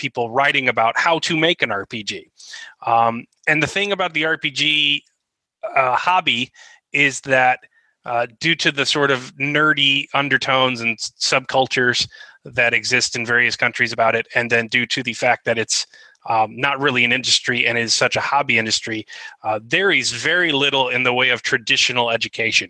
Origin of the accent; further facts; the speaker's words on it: United States; as an American